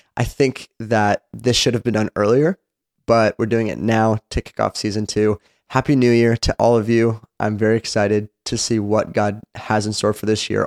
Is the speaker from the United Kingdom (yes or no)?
no; Seattle, Washington, United States; moved away as an adult; now in Franklin, United States; I am originally from Seattle, Washington